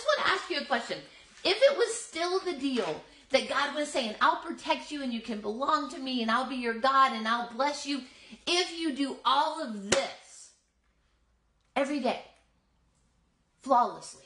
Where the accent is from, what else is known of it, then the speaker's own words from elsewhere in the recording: the South, United States; moved away; I grew up in the South.